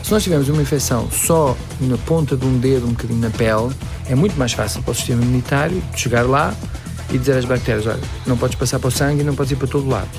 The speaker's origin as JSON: {"language": "Portuguese", "country": "Belgium", "tie": "born or raised there", "also_born_or_lived": "Boston, United States", "moved": "as an adult", "said": "como nasci na Bélgica, ele tornou-se belga, eu tornei-me belga"}